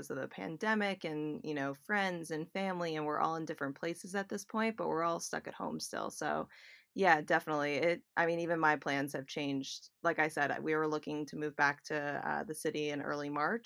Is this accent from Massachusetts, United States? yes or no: yes; Boston, Massachusetts, United States; moved away as an adult; also born or lived in New York City; now in Brewster, United States; I was born and raised in Boston, Massachusetts, and moved to New York City in 2011.